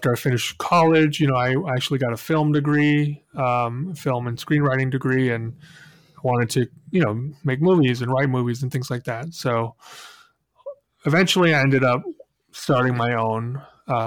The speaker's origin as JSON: {"language": "English", "town": "Spokane", "region": "Washington", "country": "United States", "tie": "born or raised there", "said": "Grew up in the same town as Bill, Spokane, Washington"}